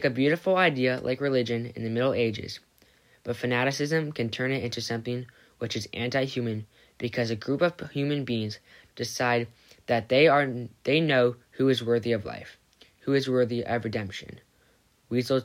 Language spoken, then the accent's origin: English; San Diego, California, United States; I grew up here in San Diego